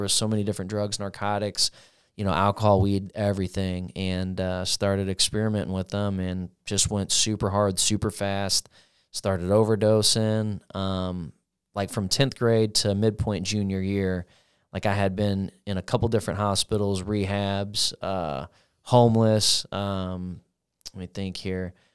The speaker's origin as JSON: {"language": "English", "town": "Granite City", "region": "Illinois", "country": "United States", "tie": "born or raised there", "also_born_or_lived": "Parkway", "said": "I was born in Granite, uh, lived in a pretty decent house, uh, on a street called Wanda"}